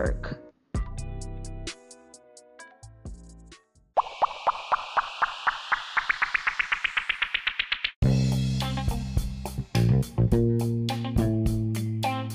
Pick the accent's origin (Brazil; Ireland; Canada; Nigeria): Brazil; English is a second language; I'm from Brazil.